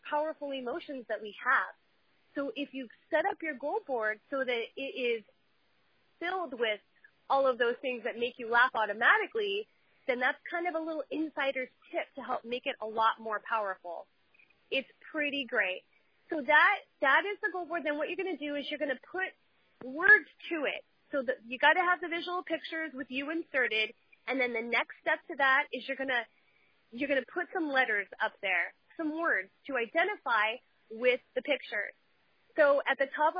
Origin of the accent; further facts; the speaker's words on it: Huntington Beach, California, United States; I grew up in Huntington Beach, and everybody around here has beach cruisers